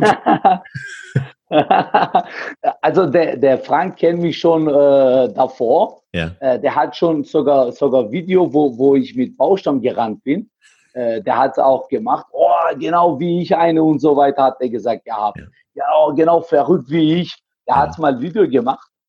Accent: Heilbronn, Baden-Württemberg, Germany; ich komme aus Heilbronn

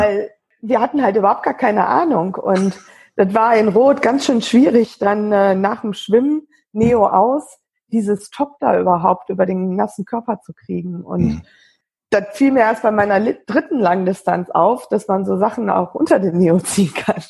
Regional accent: Wesel, North Rhine-Westphalia, Germany; wohne in, in Wesel am Niederrhein, bin dort auch geboren und ähm, aufgewachsen

